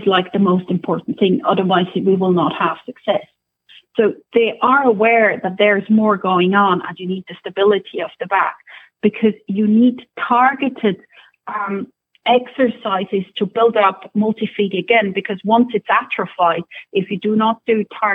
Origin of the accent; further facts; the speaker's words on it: Switzerland; also born or lived in Scotland; now in Ireland; I'm originally from Switzerland. Then I used to work in Scotland for a while, for several years, and now we're in Ireland.